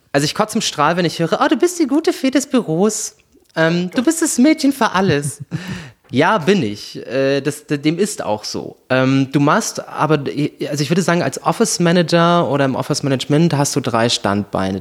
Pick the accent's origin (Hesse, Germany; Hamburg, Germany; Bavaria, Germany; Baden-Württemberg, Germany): Hesse, Germany; Kassel; also born or lived in Brandenburg / Frankfurt / Zurich; now in Berlin, Germany; Ich bin ursprünglich aus Kassel, geboren in Brandenburg